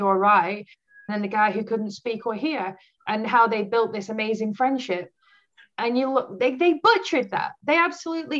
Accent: United Kingdom; as a British person

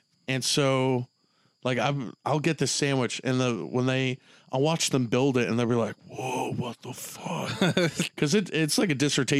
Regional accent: Texas, United States; It'd be cool just like, that would mean a lot to me as a Texan.

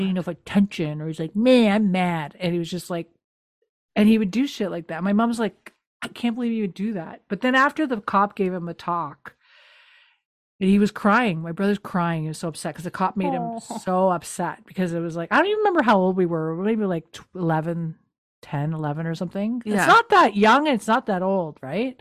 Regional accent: New Brunswick, Canada; We're from New Brunswick.

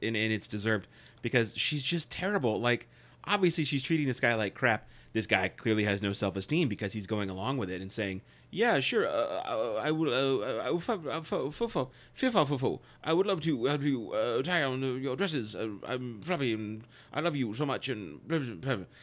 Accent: United States; I'm an American

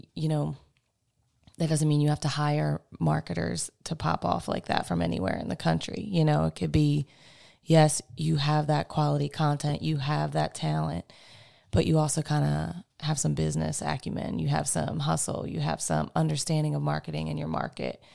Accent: Baltimore, Maryland, United States; moved away as an adult; now in Washington, United States; I'm originally from Baltimore

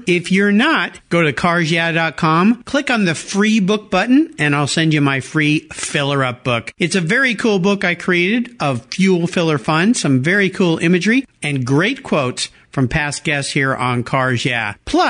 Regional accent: California, United States; I was born and raised in California, and so I grew up with flip-flops and a surfboard. Never a cowboy hat

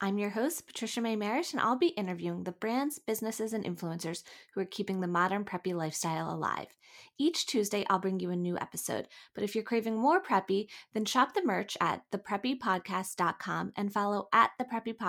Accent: Pennsylvania, United States; I'm obviously from Pennsylvania

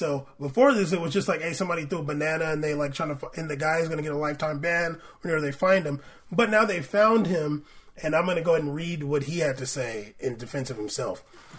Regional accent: Tottenham, London, United Kingdom; I've got nephews in London with black partners, and they have kids. I grew up in Tottenham, where 70% of the people are black.

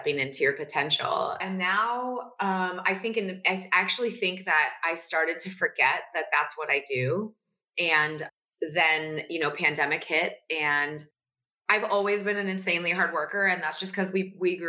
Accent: Northern California, United States; moved away as an adult; also born or lived in Dixon, California / Vacaville, California / Petaluma, California / Minnesota; now in Los Angeles, United States; I'm from NorCal

